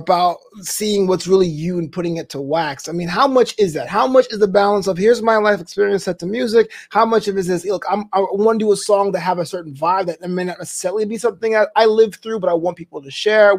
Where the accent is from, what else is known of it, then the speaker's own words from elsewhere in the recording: Brooklyn, New York, United States; Häagen-Dazs was made in my hometown. It was invented in Brooklyn, right?